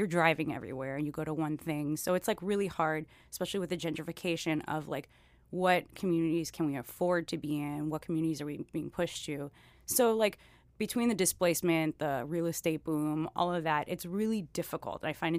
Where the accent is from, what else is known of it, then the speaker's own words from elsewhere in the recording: Miami, Florida, United States; moved away as an adult; But I am originally from Miami. My father's Cuban, my mom's American. Born, raised, and then left out of high school, and then now I'm here and practicing artist over in Little Haiti and Deering.